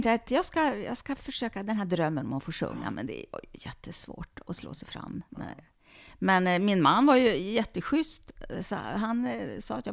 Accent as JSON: {"language": "Swedish", "country": "Sweden", "said": "Som svensk jude"}